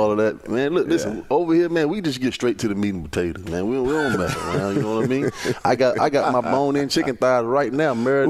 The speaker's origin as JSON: {"language": "English", "area": "Tidewater", "region": "Virginia", "country": "United States", "tie": "born or raised there", "said": "growing up in Virginia, and for us not having a professional team in either sport, where I'm from in Tidewater, it's full of Washington fans"}